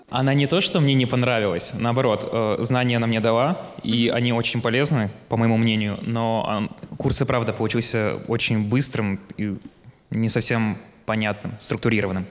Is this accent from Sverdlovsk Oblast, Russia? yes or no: yes; Yekaterinburg, Sverdlovsk Oblast, Russia; я из Екатеринбурга.